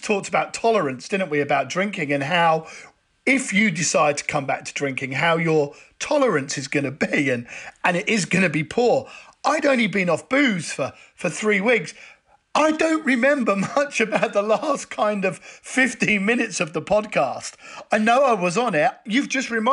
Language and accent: English; United Kingdom; we're British